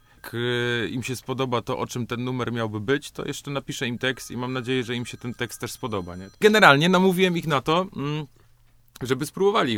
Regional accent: Katowice, Silesian Voivodeship, Poland; Nie wiem, on tam stał po prostu, ja urosłem koło niego

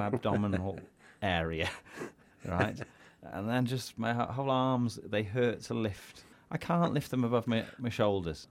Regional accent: Wales, United Kingdom; as a Welsh person

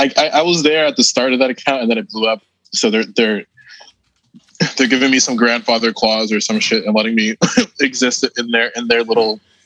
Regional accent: New York, United States; And I come from New York where people like walk around on the street with masks on

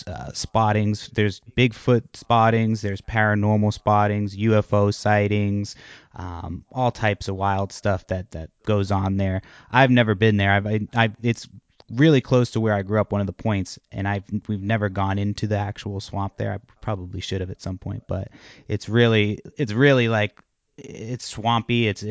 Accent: Massachusetts, United States; moved away; I'm originally from Massachusetts.

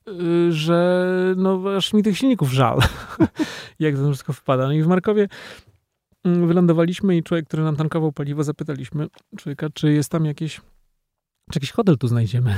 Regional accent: Poland; jestem z Polski

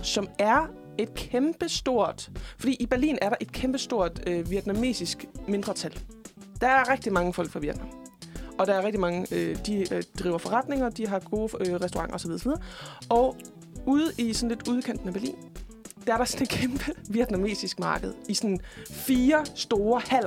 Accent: Jutland, Denmark; jeg er jo fra Jylland

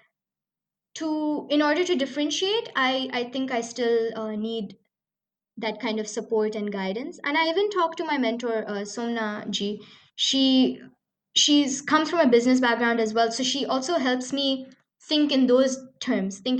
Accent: Dubai, United Arab Emirates; growing up in Dubai

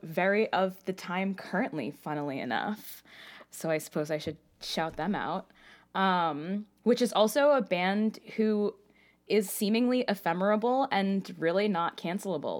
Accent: New York City, New York, United States; I grew up in Queens and my grandmother lived in Long Island.

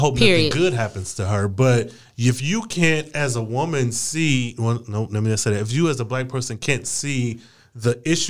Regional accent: Flint, Michigan, United States; I'm from Flint

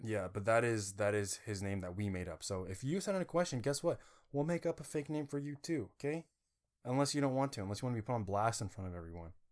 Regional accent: Indiana, United States; I was born in Indiana

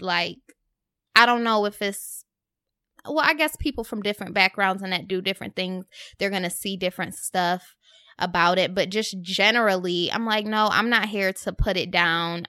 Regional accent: Rochester, New York, United States; now in Brooklyn, United States; I was in Rochester at home

